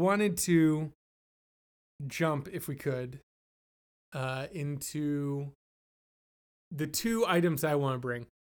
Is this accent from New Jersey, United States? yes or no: no; Florida, United States; I'm a Florida baby.